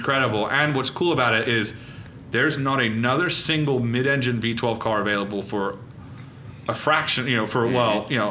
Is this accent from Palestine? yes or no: no; Reading, South East England, United Kingdom; I was born in Reading